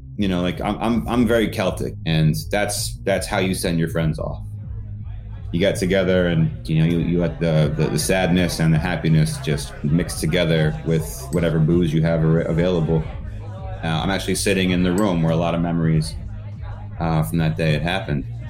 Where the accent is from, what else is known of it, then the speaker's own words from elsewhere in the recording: Connecticut, United States; I'm from Connecticut.